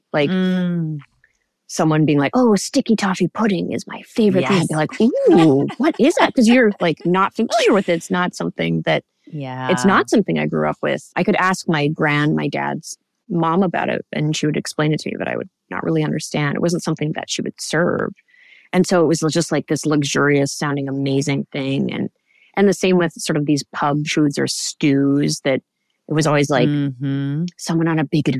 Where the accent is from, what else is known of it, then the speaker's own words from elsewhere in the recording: Canada; I grew up in Canada